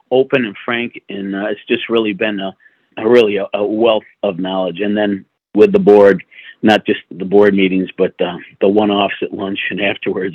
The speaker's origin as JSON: {"language": "English", "town": "Buffalo", "region": "New York", "country": "United States", "tie": "born or raised there", "also_born_or_lived": "Birmingham, Alabama", "moved": "yes", "said": "I was a kid from Buffalo, New York, got to Birmingham, Alabama"}